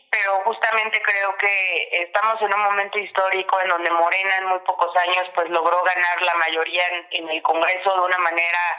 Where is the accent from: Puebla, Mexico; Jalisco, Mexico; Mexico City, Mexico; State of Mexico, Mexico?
Puebla, Mexico; como buena poblana